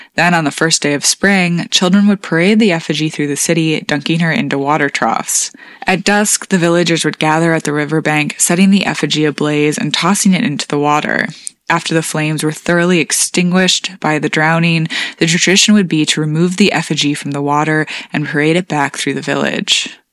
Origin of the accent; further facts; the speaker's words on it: Michigan, United States; my home state of Michigan